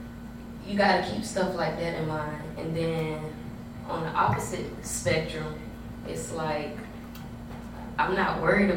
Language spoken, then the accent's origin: English; Temple, United States; moved away; also born or lived in Georgia / Thomasville, Georgia / Clayton County, Georgia; I'm from Temple. I grew up in Temple.